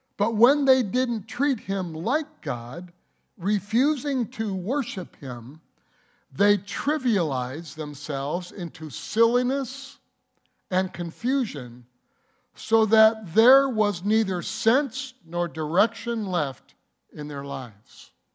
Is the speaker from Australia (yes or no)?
no; Detroit, Michigan, United States; I grew up in Detroit